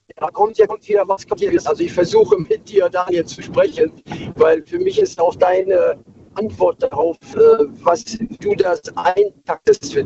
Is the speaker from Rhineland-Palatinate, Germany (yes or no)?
no; Krefeld, North Rhine-Westphalia, Germany; also born or lived in Bremen area; gebürtig aus dem Kreis Bremen, aufgewachsen in Krefeld